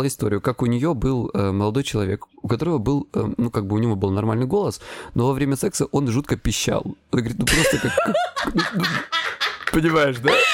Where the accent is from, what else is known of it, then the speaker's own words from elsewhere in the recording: Krasnodar Krai, Russia; я с Кубани